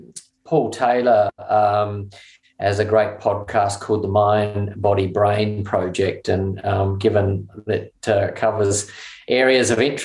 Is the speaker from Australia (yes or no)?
yes; Adelaide, South Australia, Australia; I grew up in Adelaide, which I loved.